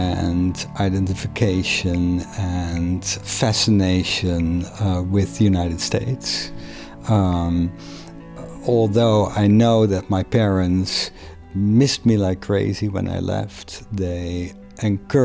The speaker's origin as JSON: {"language": "English", "town": "Rotterdam", "region": "South Holland", "country": "Netherlands", "tie": "born or raised there", "also_born_or_lived": "Maastricht", "second_language": "English", "moved": "as an adult", "lives_now": "North Adams, United States", "said": "I hail from the Netherlands. I was born in the city of Rotterdam in 1964."}